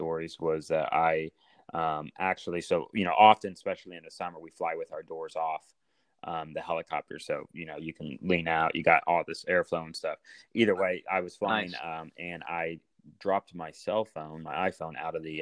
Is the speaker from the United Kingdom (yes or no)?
no; Indiana, United States; moved away as an adult; now in St. Louis, United States; Growing up in Indiana